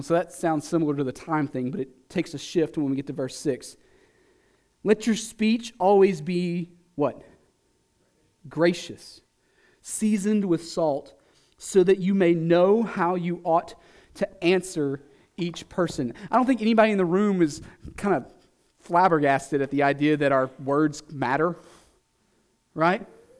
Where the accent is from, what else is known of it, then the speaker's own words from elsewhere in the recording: the South, United States; I'm just enough from the South to know that there's a lot of things that salt makes better, like watermelon.